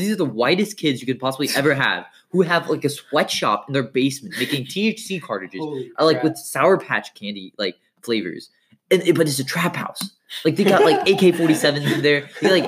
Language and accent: English; India; I'm Indian. I wouldn't want a mushroom dick.